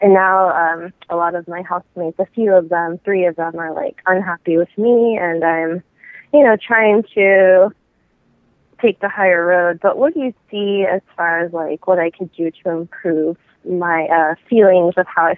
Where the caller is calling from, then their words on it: California, United States; I'm calling from California.